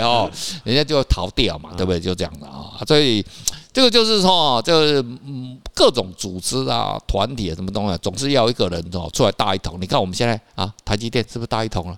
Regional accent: Taiwan; 跟一个台湾人住在一起

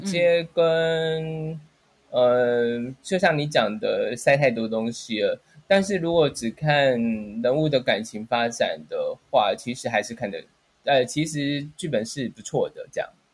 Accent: Taiwan; 因为其实我们台湾人都蛮习惯吃到饱这件事情

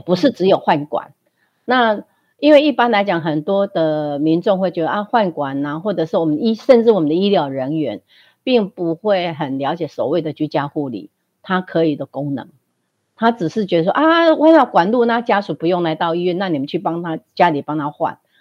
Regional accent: Fenyuan Township, Changhua County, Taiwan; moved away as an adult; 回自己的家乡

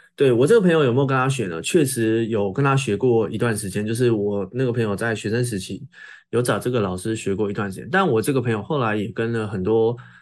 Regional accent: Tainan, Taiwan; 台南，我的故乡

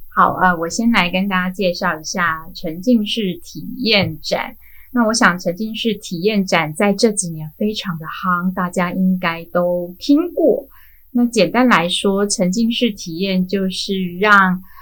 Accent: Hualien County, Taiwan; 它大概是我们花莲人 周末必去的一个避暑，然后躲雨休闲的地方

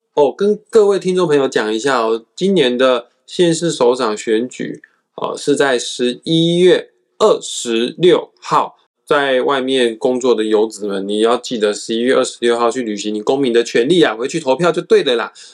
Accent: Kaohsiung, Taiwan; 我身为高雄人

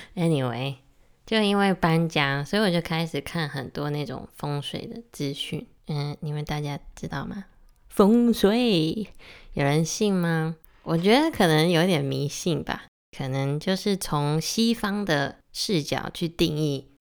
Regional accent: Taiwan; first language English; Chinese is a second language; 我来台湾的时候，我小学二三年级来台湾

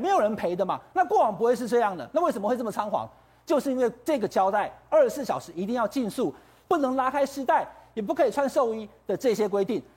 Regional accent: Taiwan; 我们台湾人

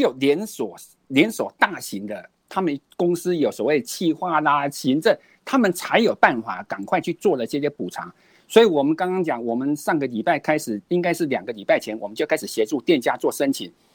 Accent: Kaohsiung, Taiwan; also born or lived in Dadu Mountain, Taichung; now in Taichung, Taiwan; 我是高雄人，但是我在，在，在这个大肚山上住下来的，这个就是我的新故乡

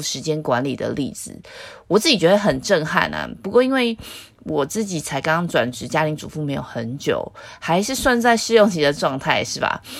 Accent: Taiwan; 我在自由民主的台湾出生

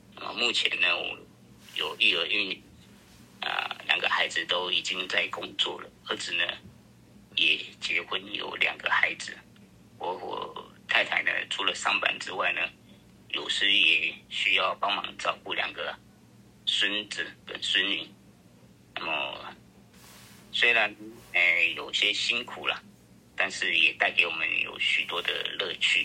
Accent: Taipei, Taiwan; 我是四十七年次的啦，我在台北长大

